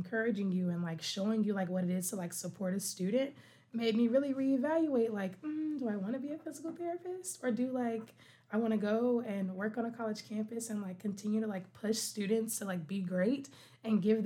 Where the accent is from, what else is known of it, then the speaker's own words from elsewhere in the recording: Dallas-Fort Worth area, Texas, United States; moved away as an adult; also born or lived in Conway, Arkansas; now in Buffalo, United States; I am from Texas, born and raised.